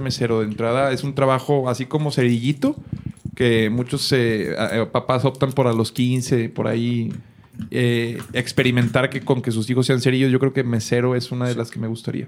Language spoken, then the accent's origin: Spanish; Monterrey, Nuevo León, Mexico; yo recuerdo ya como regio